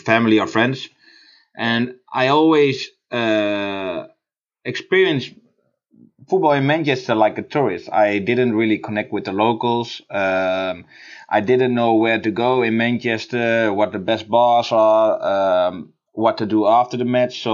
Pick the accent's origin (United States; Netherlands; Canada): Netherlands; I'm from the Netherlands